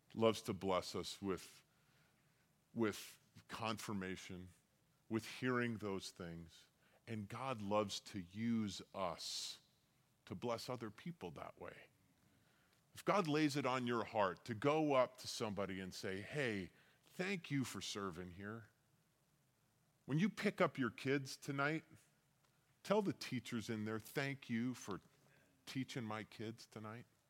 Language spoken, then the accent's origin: English; Colorado, United States; I'm used to, like, the Colorado River, growing up in Colorado